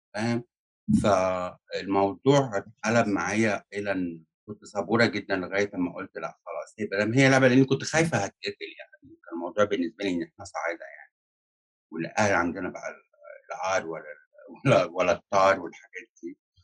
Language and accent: Arabic; Egypt; moved away as an adult; now in United States; أنا هاجرت على أمريكا سنة ألفين وتمانية، ودلوقتي بقالي عايشة في أمريكا اتناشر سنة وأنا مصرية الأصلي